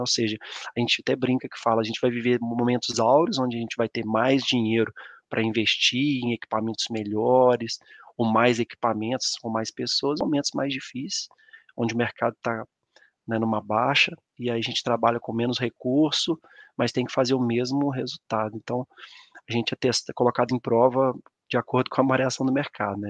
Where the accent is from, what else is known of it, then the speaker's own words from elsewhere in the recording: São João del-Rei, Minas Gerais, Brazil; moved away as an adult; also born or lived in Conselheiro Lafaiete; eu sou natural de São João del Rei, né? A cidade aqui do interior de Minas Gerais